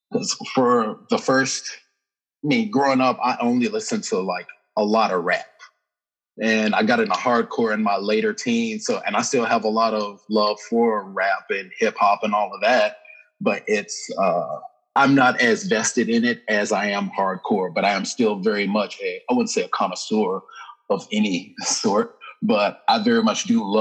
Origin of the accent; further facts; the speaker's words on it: Birmingham, Alabama, United States; I am from the States. I'm from Birmingham, Alabama, specifically.